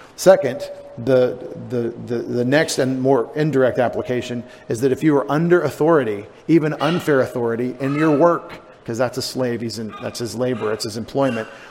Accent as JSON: {"language": "English", "country": "United States", "said": "our sensibilities as Americans"}